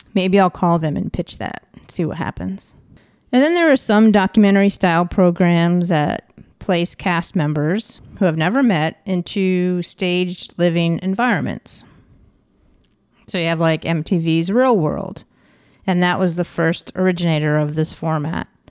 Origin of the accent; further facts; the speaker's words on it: Ticonderoga, New York, United States; I'm from Ticonderoga, New York, and we have a Fort Ticonderoga